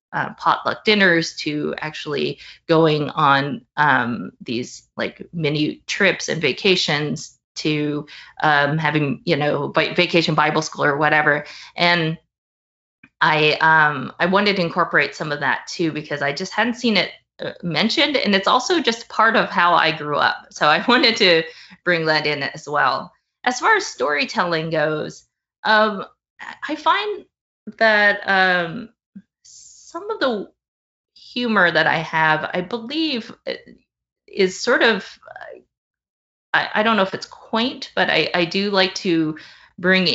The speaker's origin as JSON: {"language": "English", "region": "Tennessee", "country": "United States", "tie": "born or raised there", "moved": "as an adult", "said": "I grew up in Tennessee and left when I went to college"}